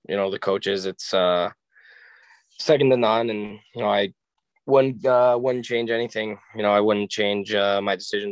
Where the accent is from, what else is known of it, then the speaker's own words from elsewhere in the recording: Strongsville, Ohio, United States; moved away; also born or lived in Michigan; growing up in Strongsville